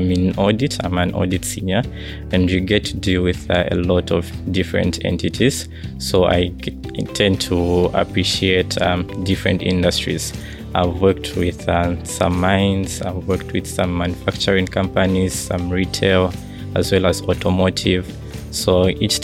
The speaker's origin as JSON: {"language": "English", "town": "Lusaka", "region": "Lusaka Province", "country": "Zambia", "said": "I come from Lusaka, Zambia"}